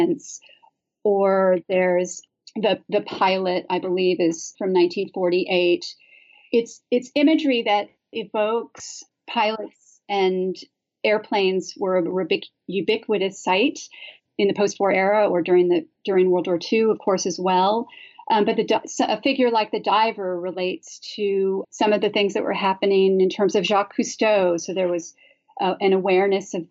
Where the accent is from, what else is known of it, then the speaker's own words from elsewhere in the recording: Santa Barbara, California, United States; moved away; I'm originally from the West Coast, and I grew up in a place called Santa Barbara